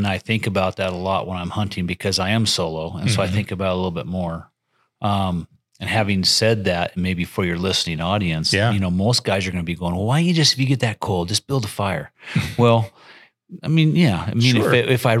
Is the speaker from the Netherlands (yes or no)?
no; Challis, Idaho, United States; I've lived here for 20 some years but I'm in Challis now. Mm-hmm. I'm from Challis in Mackey country.